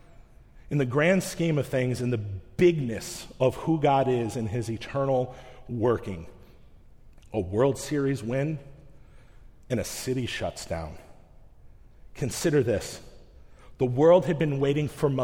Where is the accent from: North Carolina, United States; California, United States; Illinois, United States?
Illinois, United States; Chicago; moved away; I'm from Chicago